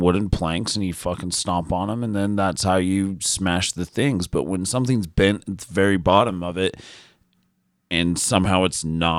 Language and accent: English; Utah, United States; I'm white and from Utah, so.